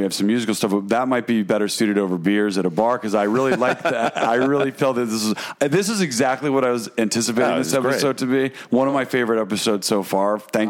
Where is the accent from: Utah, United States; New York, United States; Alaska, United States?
New York, United States; Watertown; moved away; So we grew up in the Thousand Islands. Not only did Vigo live in the house, his parents and our parents are very good friends from Watertown. Mm-hmm. Their mom lives in the back of the house that we grew up in Watertown